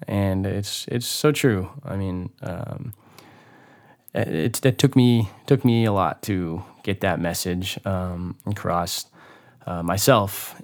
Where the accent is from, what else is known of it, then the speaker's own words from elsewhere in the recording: Hollister, California, United States; moved away; the beautiful town of Hollister, California, which is my hometown.